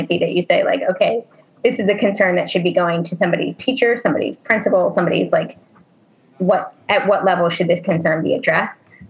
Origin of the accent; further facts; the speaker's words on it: New Jersey, United States; now in Maryland, United States; I grew up in New Jersey